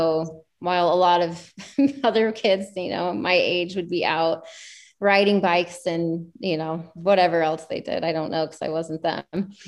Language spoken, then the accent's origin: English; Montana, United States; also born or lived in Georgia / Washington / Idaho; So I was born in Georgia and then we moved to Washington, moved to Montana, moved to Idaho, and then moved back to Montana. Oh, wow. And I spent the majority of my adolescent life in Montana. So Montana's home to me